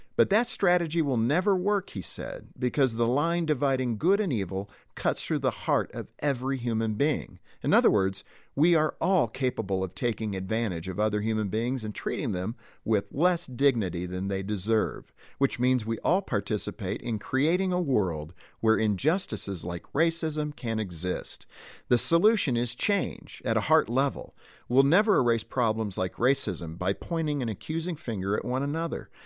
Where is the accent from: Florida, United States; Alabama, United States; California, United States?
California, United States; Compton; I grew up in Compton, California